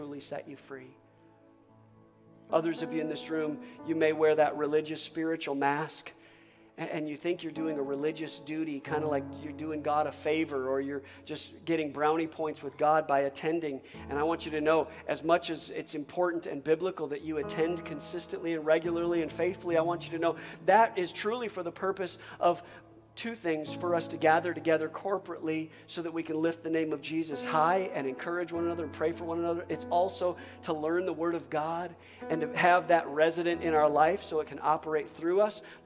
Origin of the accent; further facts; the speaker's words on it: United States; I'm not an American first